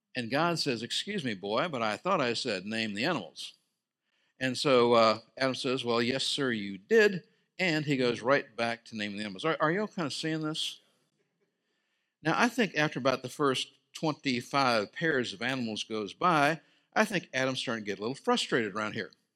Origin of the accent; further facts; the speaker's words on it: Scotland, United Kingdom; also born or lived in Brazil; I'm Scottish.